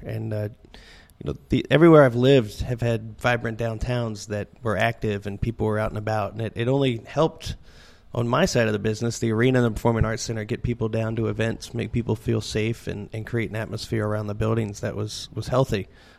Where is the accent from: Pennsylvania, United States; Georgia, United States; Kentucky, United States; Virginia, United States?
Virginia, United States; Richmond; also born or lived in Fort Collins, Colorado; now in Reading, United States; Well, I grew up in Richmond, Virginia. So I, when I was growing up, Richmond was kind of a depressed town, but coming back up. So I've seen that. Before here, I was in Fort Collins, Colorado, which was kind of a newer city, but doing well.